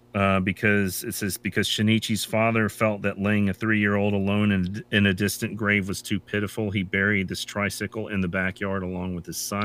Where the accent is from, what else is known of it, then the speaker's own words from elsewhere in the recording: United States; also born or lived in Japan; as an American